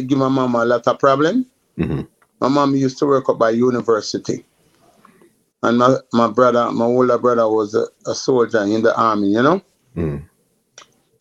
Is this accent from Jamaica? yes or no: yes; Kingston, Jamaica; I grew up in Augustown, Kingston 7.